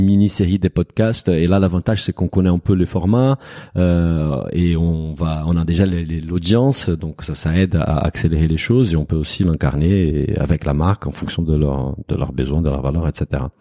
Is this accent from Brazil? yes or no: yes; Brazil; French is a second language; moved away; je suis brésilien, donc j'ai moins cette subtilité avec la langue française